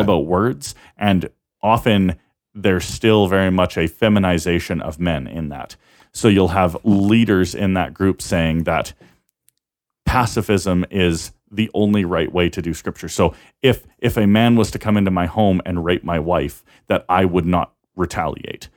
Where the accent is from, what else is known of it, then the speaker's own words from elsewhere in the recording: Canada; we're Canadian